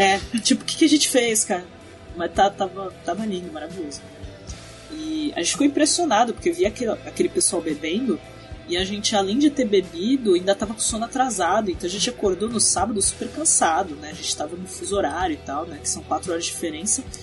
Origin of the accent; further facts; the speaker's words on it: Brazil; a gente falava que era do Brasil